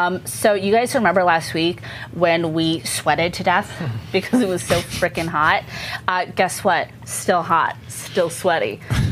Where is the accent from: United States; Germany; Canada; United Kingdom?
United States; Northern California; we're from Northern California.